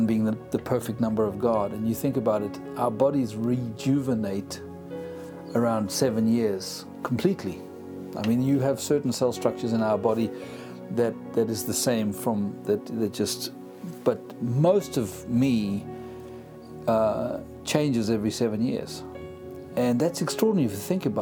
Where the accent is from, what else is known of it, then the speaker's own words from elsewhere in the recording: South Africa; accent: South African; moved away; also born or lived in United Kingdom; born in South Africa, as you can tell from the accent. I'm an African by grit and blood.